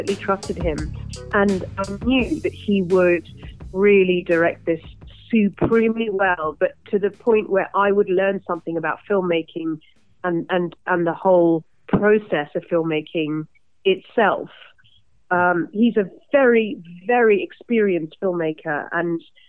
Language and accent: English; London, United Kingdom; I'm so London in my actual personality. You know, I'm obviously born and raised in London